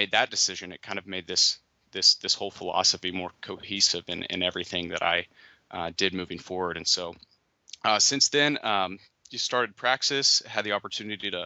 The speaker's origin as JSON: {"language": "English", "region": "Oklahoma", "country": "United States", "tie": "born or raised there", "moved": "as an adult", "lives_now": "South Carolina, United States", "said": "I'm from Oklahoma"}